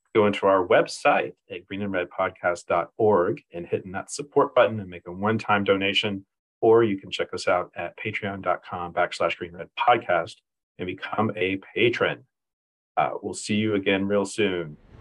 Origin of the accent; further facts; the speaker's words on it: Texas, United States; moved away; also born or lived in Houston, Texas; I'm from the Gulf Coast. I'm from, from Texas, lived in Houston for a long time